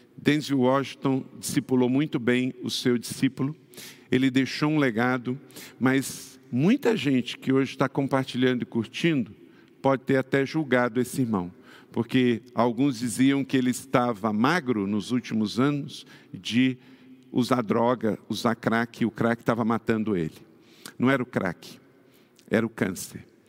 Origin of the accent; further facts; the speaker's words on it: Rio de Janeiro, Brazil; Eu mesmo, que sou fluminense e também morei muitos anos na cidade do Rio de Janeiro